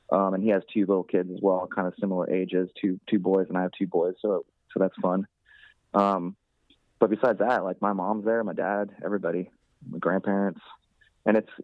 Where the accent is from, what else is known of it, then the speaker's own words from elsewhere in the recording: Florida, United States; also born or lived in New Jersey; I grew up in Florida, and Florida sucks